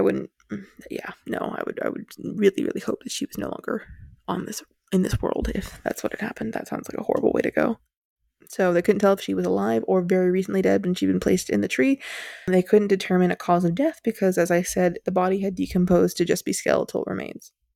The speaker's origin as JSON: {"language": "English", "country": "United States", "said": "we're from the States"}